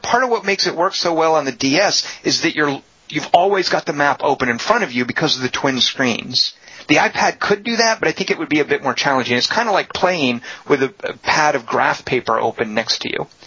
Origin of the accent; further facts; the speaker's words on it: United States; I'm an American